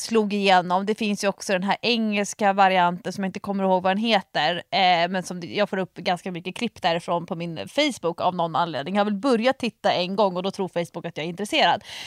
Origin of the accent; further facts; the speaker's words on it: Nacka, Stockholm County, Sweden; i Nacka där jag är uppvuxen